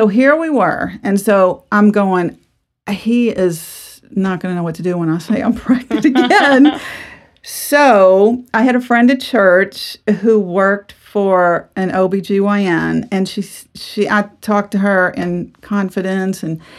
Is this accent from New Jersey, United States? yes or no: no; New Orleans, Louisiana, United States; also born or lived in Texas; I'm from New Orleans. We were from Louisiana. We ended up moving to Texas right after we married.